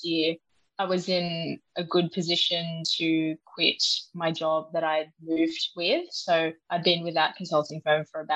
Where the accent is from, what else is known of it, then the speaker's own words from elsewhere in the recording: Sydney, New South Wales, Australia; moved away as an adult; I grew up in Sydney